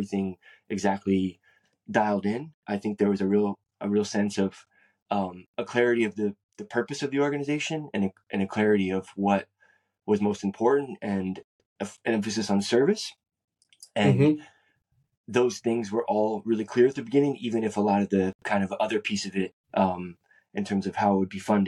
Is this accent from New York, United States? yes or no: no; San Francisco, California, United States; I grew up in San Francisco, California